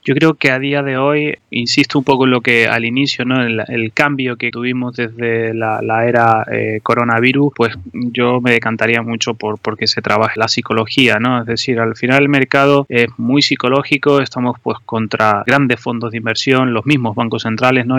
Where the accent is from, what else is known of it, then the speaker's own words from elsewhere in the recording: Tenerife, Canary Islands, Spain; moved away as an adult; now in Madrid, Spain; sabrán que por mi acento soy de Tenerife, pero bueno, vine aquí a Madrid a estudiar